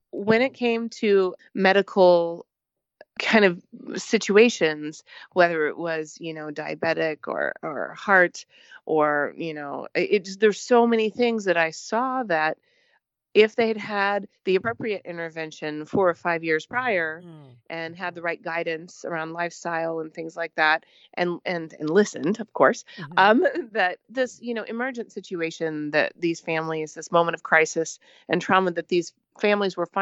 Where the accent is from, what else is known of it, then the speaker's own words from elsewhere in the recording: Southern Missouri, United States; moved away as an adult; I was originally from Southern Missouri and got my undergraduate education there